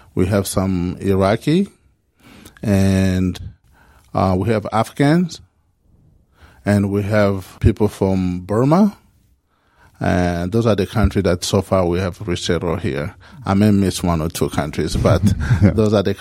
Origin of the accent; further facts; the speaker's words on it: Kinshasa, DR Congo; moved away as an adult; now in United States; I'm originally from Congo, particularly in Kinshasa